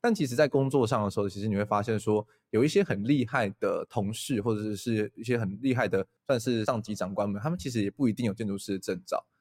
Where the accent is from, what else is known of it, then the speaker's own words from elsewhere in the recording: Taiwan; 我们台湾人其实蛮不会安慰朋友的啦